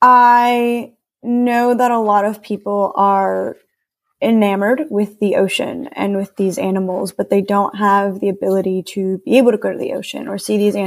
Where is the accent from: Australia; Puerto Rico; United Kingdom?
Puerto Rico; I grew up around the ocean, so I'm from Puerto Rico, which is a Caribbean island.